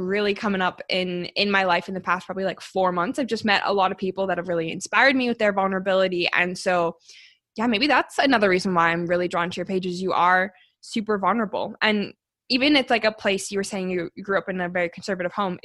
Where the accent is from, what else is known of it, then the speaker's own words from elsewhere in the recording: Calgary, Alberta, Canada; I actually was born and raised here